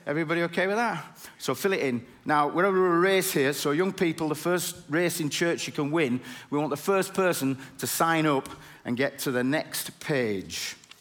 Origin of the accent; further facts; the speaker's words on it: Bradford, Yorkshire and the Humber, United Kingdom; I'm from Bradford